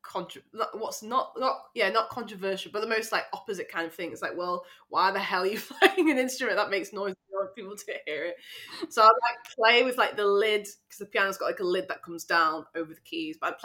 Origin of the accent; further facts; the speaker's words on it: Sheffield, Yorkshire and the Humber, United Kingdom; I'm from Sheffield, so I live there at the moment